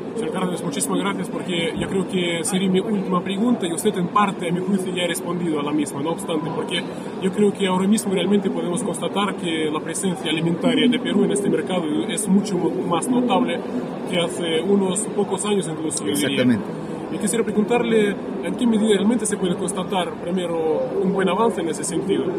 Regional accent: Russia; Yo por mi parte como ruso

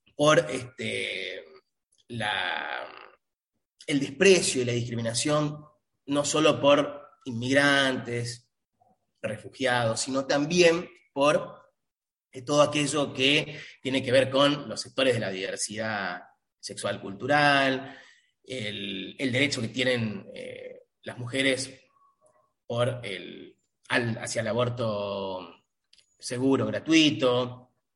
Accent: Argentina; Argentina, por ejemplo, de donde provengo, de donde soy, donde aún vivo

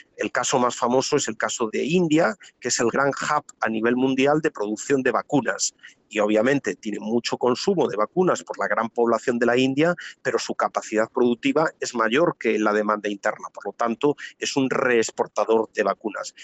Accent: Spain; en países como el mío, como España

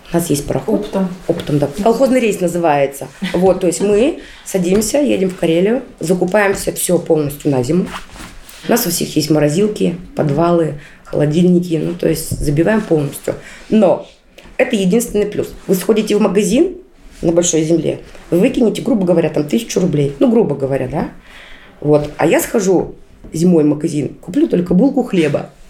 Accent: Ukraine; now in Solovetsky Islands, Russia; Сами мы с Украины. Сами мы не местные.

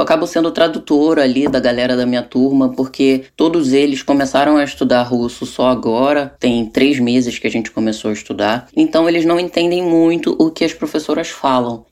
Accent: São Gonçalo, Rio de Janeiro, Brazil; moved away as an adult; also born or lived in Niterói; now in Kazan, Russia; nasci lá em Niterói, mas fui criada em São Gonçalo, no Rio de Janeiro

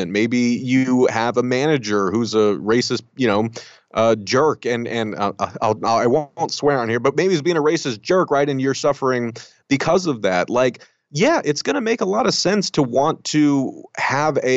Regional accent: United States; I grew up very conservative. Um, you know, I'm I'm Mexican American, um, and I look it right.

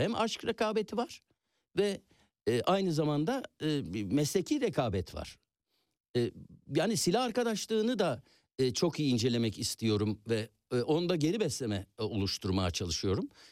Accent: Istanbul, Turkey; Ben İstanbul Yeni Leventliyim.

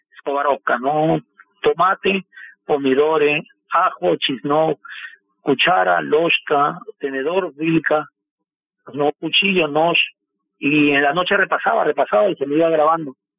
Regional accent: Peru; moved away as an adult; also born or lived in Lima; now in Moscow, Russia; vine solo del Perú

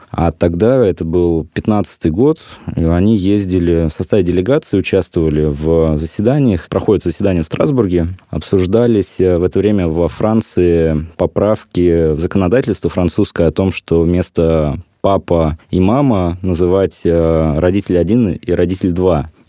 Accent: Kemerovo Oblast, Russia; Вот я сам из Кузбасса родом, работал на шахте

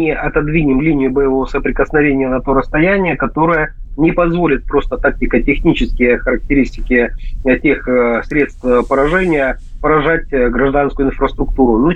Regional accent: Donetsk Oblast, Ukraine; Ну а в Донецкой Народной Республике, к сожалению, на моей малой родине происходят такие ужасные события

